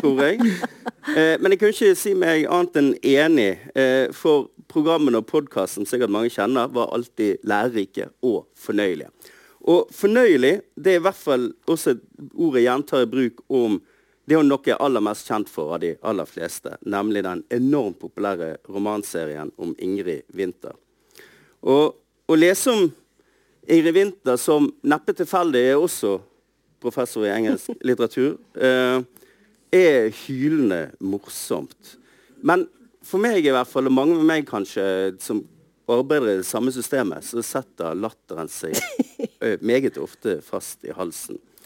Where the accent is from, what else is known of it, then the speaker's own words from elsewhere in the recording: Bergen, Vestland, Norway; for meg som bergenser